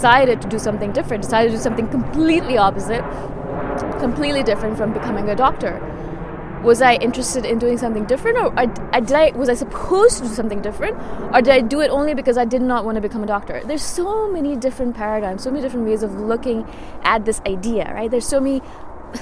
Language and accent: English; India; I'm Indian